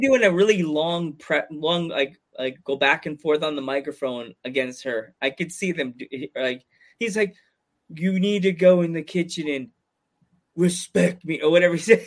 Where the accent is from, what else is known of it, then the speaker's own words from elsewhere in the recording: New York, United States; I'm a New Yorker